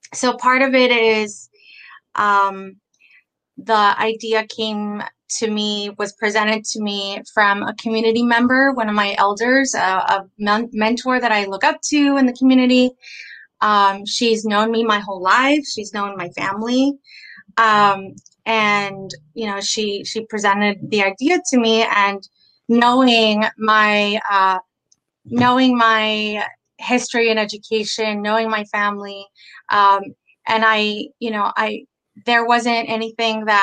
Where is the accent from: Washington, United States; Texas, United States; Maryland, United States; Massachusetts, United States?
Texas, United States; San Antonio; I was born and raised here in San Antonio.